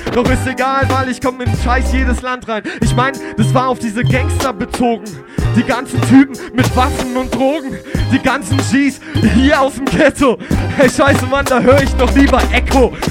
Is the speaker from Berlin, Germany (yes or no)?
yes; Berlin, Germany; ich bin Berliner